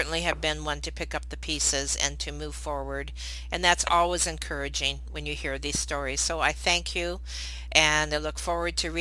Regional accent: Wisconsin, United States; I grew up in Wisconsin

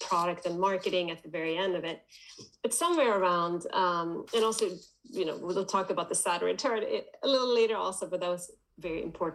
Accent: Sweden; I'm born and raised in Sweden

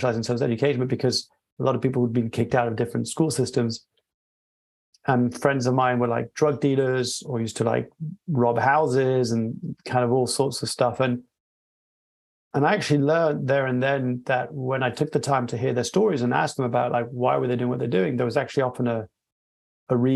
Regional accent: France; moved away; also born or lived in Peru / Australia; I was born and raised in France in a dual heritage background.

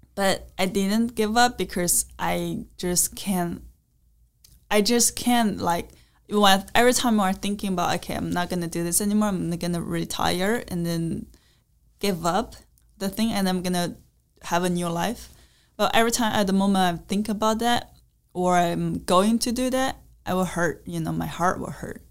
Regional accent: China; English is a second language; I'm from China

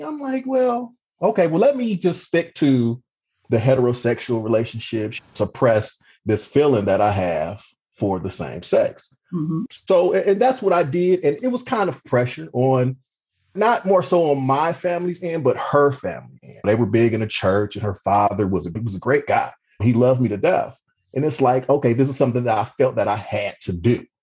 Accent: Cleveland, Ohio, United States; moved away as an adult; also born or lived in Mississippi / Baltimore, Maryland; now in Maryland, United States; I'm originally from Cleveland, Ohio, the youngest of three children

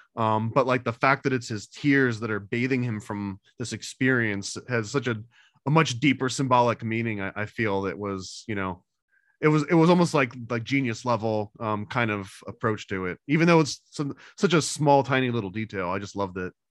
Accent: New York, United States; I also was growing up in New York

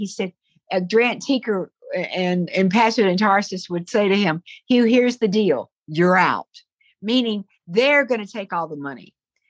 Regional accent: Southern United States, United States; accent: Southern; But when I get back in the South, I'm doomed. I can't get away from hearing the South.

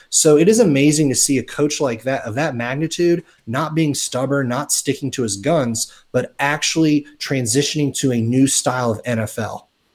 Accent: South Florida, United States; growing up in South Florida

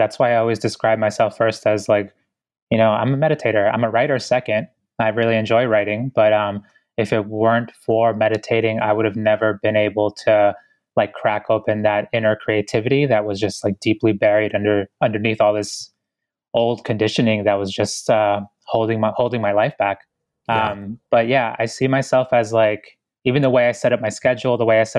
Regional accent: Ecuador; born there; moved away; because I was born in Ecuador. So I'm an immigrant, you know, a proud one too.

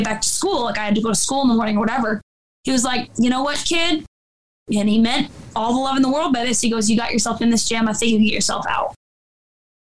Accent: Detroit, Michigan, United States; also born or lived in Lake Orion, Michigan; now in Orlinda, United States; I grew up in Detroit

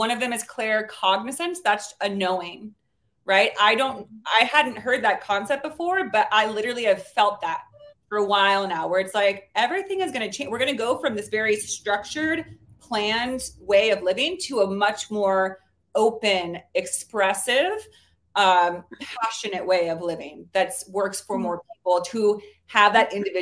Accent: Bay Area, California, United States; also born or lived in New Orleans; I'm from the Bay Area, California

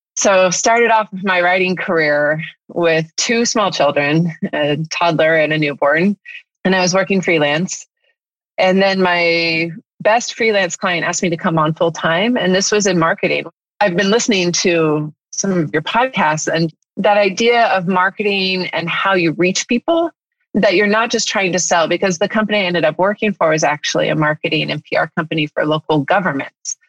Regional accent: Northern California, United States; moved away as an adult; now in La Cañada, United States; I grew up in Northern California

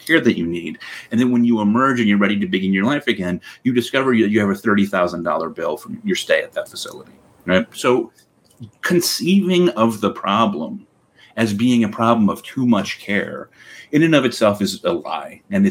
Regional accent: Connecticut, United States; so in my hometown in Connecticut, there's Connecticut Valley Hospital

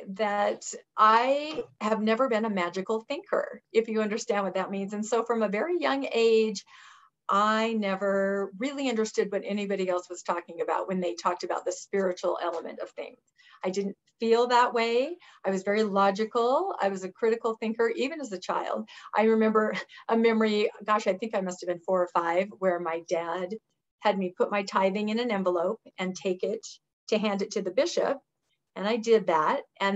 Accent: Washington, United States; I grew up in Washington State, the southeastern corner, and my parents were very active LDS

